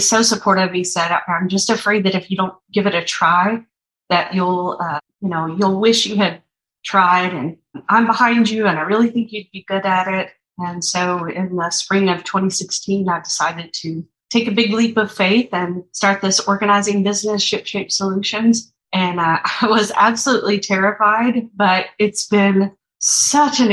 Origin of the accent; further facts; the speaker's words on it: East Tennessee, United States; moved away as an adult; also born or lived in Atlanta; I grew up in East Tennessee